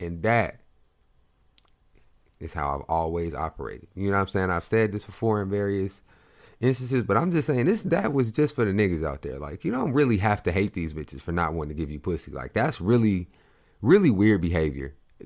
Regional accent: Oklahoma, United States; I grew up in Oklahoma

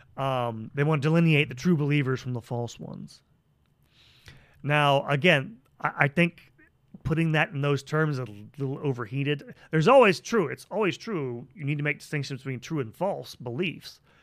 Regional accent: United States; I'm an American

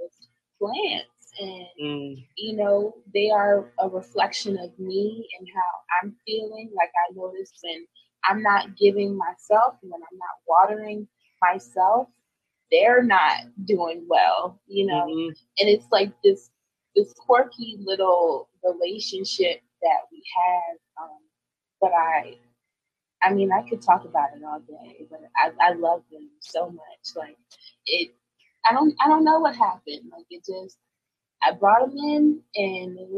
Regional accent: Eastern Shore, United States; moved away; I'm from the Eastern Shore, so, you know, we ain't got nothing but land and time

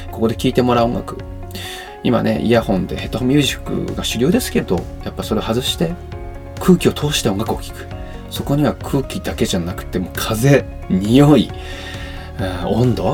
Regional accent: Yamanashi, Japan; えー、僕はですね、地元山梨県でです

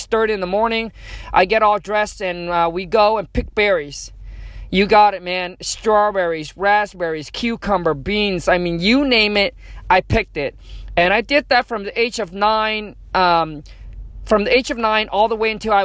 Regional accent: Vietnam; English is a second language; moved away; I was born in Vietnam. Grew up dirt poor, grew up in a mud hut

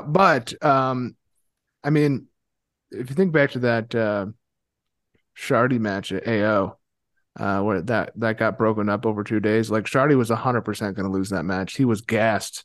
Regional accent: Ohio, United States; moved away; I'm from Ohio originally

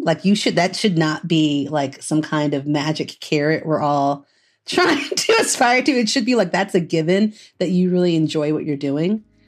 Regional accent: Dayton, Ohio, United States; also born or lived in Delaware, Ohio; now in Chicago, United States; I'm from Southern Ohio originally. Um, like Dayton, Ohio

